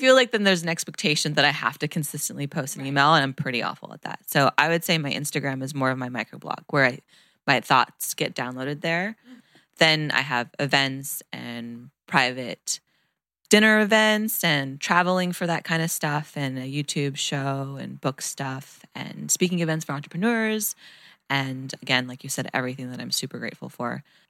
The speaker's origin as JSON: {"language": "English", "region": "Northern California", "country": "United States", "also_born_or_lived": "Bay Area", "moved": "as an adult", "lives_now": "Marina Del Rey, United States", "said": "I'm from Northern California, and now I live in Marina Del Rey, California, Venice border."}